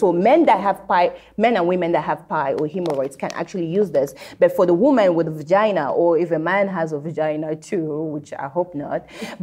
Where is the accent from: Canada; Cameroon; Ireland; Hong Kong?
Cameroon; growing up in Cameroon